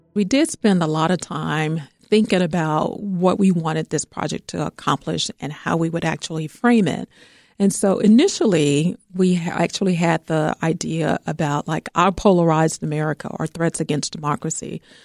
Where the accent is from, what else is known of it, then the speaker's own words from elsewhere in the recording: Georgia, United States; now in Chicago, United States; I'm from Georgia